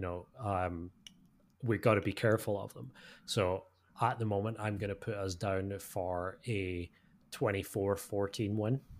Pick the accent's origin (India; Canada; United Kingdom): United Kingdom; as a British fan